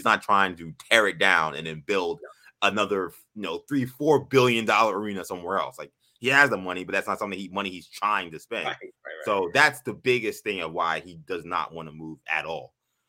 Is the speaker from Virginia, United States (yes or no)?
no; New York City, New York, United States; moved away as an adult; I moved away from New York, came back, and started taking, you know, the subway and taking Long Island Railroad again.